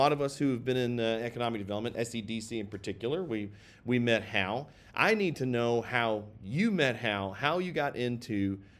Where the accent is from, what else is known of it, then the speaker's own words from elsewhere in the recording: Kentucky, United States; you just did in my home state.